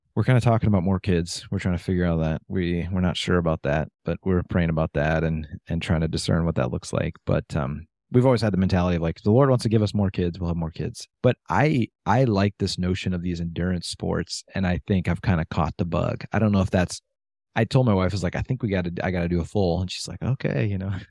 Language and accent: English; Michigan, United States; I was from Michigan